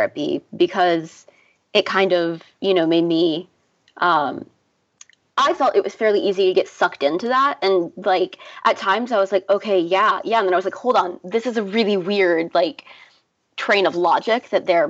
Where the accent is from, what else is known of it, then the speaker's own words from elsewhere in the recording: Raleigh, North Carolina, United States; I grew up in North Carolina, but not in any kind of religiously fundamental environment. I'm from Raleigh